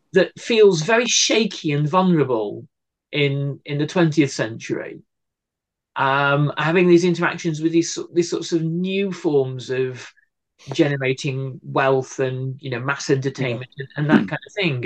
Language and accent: English; Cardiff, Wales, United Kingdom; my hometown here cardiff